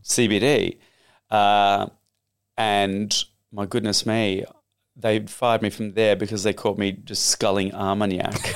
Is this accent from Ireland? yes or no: no; Australia; accent: Australian; moved away; also born or lived in United Kingdom; told not to speak in an Australian accent.